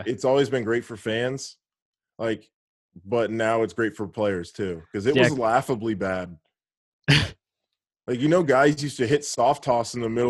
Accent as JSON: {"language": "English", "town": "Houston", "region": "Texas", "country": "United States", "tie": "born or raised there", "said": "Yeah, so I grew up going to games in the Astrodome."}